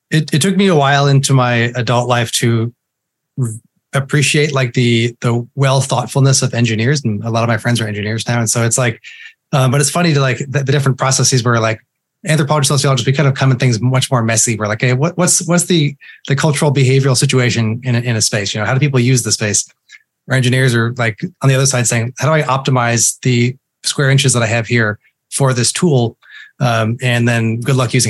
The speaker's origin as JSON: {"language": "English", "town": "The Woodlands", "region": "Texas", "country": "United States", "tie": "born or raised there", "also_born_or_lived": "Fort Worth, Texas", "said": "We grew up in the Woodlands in north of Houston"}